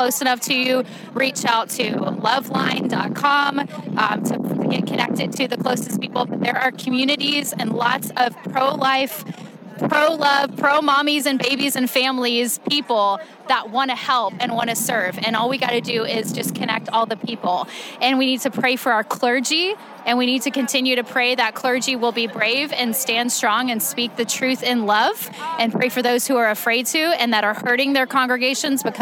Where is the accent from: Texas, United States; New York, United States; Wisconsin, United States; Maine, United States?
Texas, United States; Houston; now in Austin, United States; I live in Austin, Texas now. I'm originally from Houston